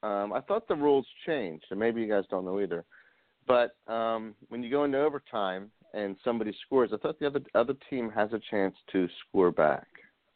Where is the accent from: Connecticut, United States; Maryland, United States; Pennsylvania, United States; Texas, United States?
Pennsylvania, United States; Philadelphia; we're from Philly.